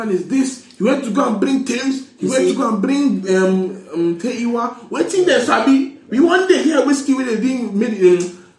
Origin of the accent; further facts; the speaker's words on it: Nigeria; as a Nigerian